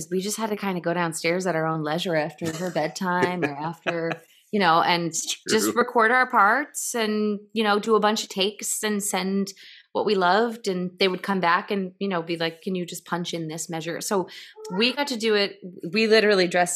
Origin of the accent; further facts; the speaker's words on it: Lower Hudson Valley, New York, United States; when I grew up sort of in the Lower Hudson Valley